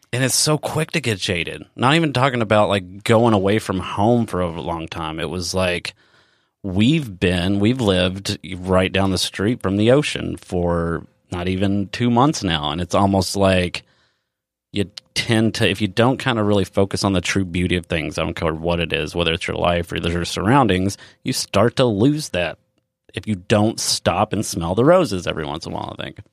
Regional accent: Elizabethtown, Kentucky, United States; moved away; I come from Elizabethtown, Kentucky, um, which is a very small town as well

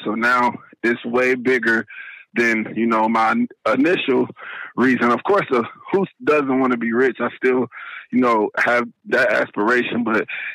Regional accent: Dayton, Ohio, United States; I'm from Dayton, Ohio

